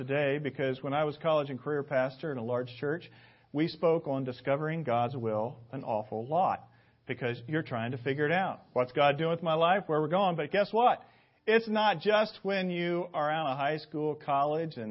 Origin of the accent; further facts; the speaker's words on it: Indianapolis, Indiana, United States; my hometown of Indianapolis